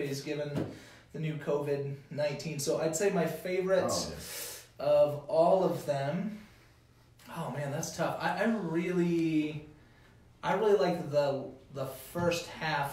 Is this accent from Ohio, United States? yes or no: no; New Orleans, Louisiana, United States; I'm from Louisiana, from New Orleans